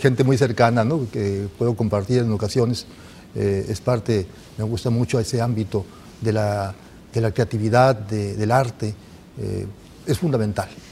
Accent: Ciudad Obregón, Sonora, Mexico; aquí nací en Ciudad Obregón, eh, ya hace bastantes años, sesenta y siete años

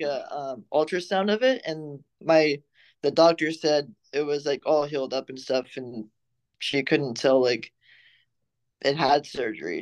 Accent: Fresno, California, United States; I'm from Fresno and there's not much to do in the valley

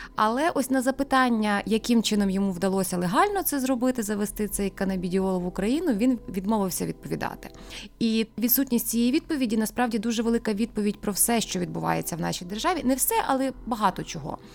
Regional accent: Rivne, Rivne Oblast, Ukraine; ми рівняни

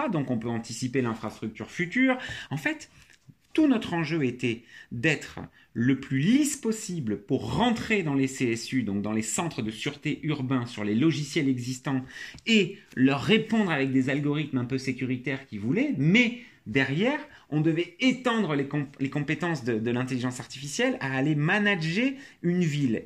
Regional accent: France; j'ai été élevé en France

